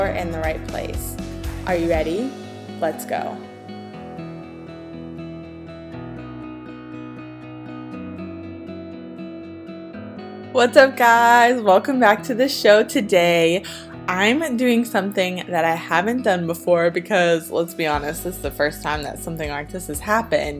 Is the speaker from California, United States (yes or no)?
no; Ohio, United States; moved away; We're both from Ohio